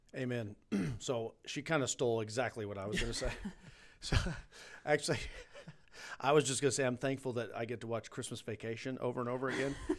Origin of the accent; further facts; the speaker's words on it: United States; I grew up on Beaver Lake